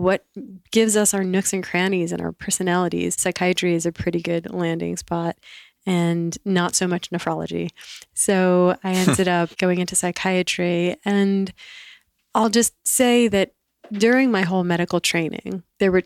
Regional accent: the New York area, United States; I grew up in the New York area

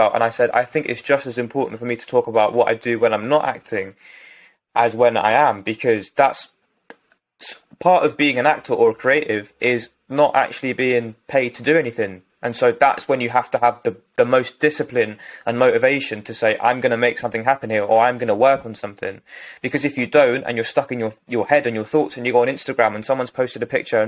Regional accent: London, United Kingdom; from West London. I was going to say my hometown

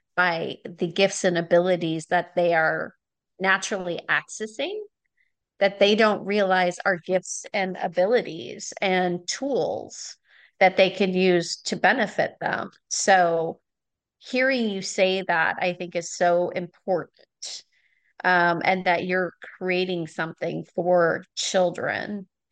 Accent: Wisconsin, United States; now in California, United States; I grew up in Was-, Wisconsin, so I have a lot of family and friends back there.

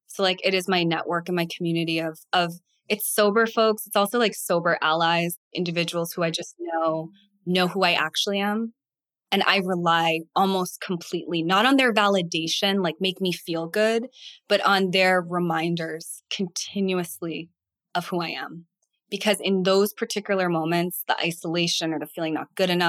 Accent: Boston, Massachusetts, United States; I am from Boston

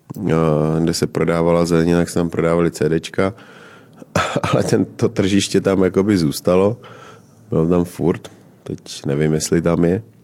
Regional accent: Moravia, Czechia; já pocházím z Moravy

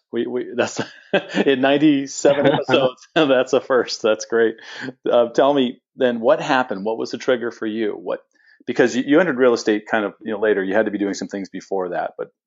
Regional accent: California, United States; now in Tampa, United States; I get to go back to my home state of California for this episode.

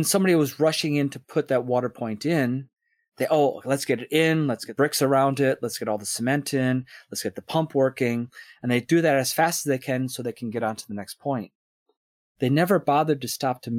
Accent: Scotland, United Kingdom; it's not us as Scottish people

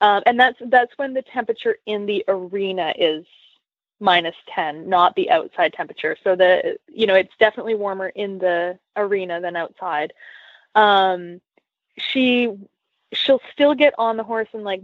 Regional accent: Canada; moved away; I grew up in Canada

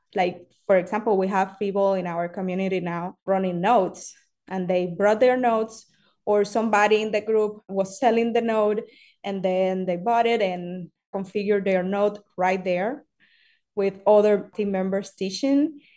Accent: Cuba; English is a second language; moved away; I am from Cuba

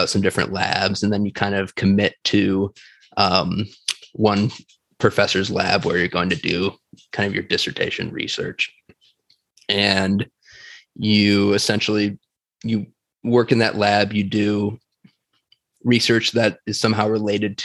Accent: Batavia, Illinois, United States; moved away as an adult; also born or lived in Minnesota; now in San Diego, United States; I'm originally from Illinois. So I grew up basically most of my life in a city called Batavia, Illinois, which is about 40 miles straight west from Chicago

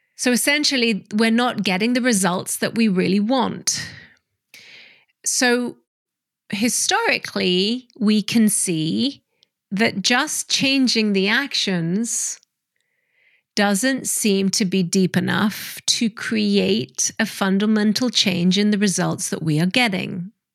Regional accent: Hong Kong; I grew up in Hong Kong

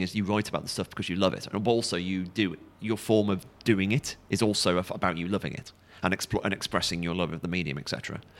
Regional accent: Stafford, West Midlands, United Kingdom; also born or lived in South London; now in London, United Kingdom; I'm originally from the Midlands, Stafford, but I live in London

